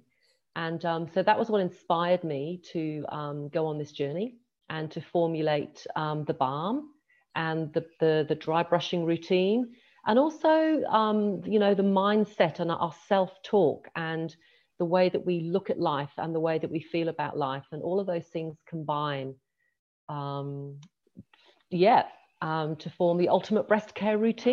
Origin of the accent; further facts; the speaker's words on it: England, United Kingdom; now in Australia; I live in Australia. I was born in England. I born and grew up in England.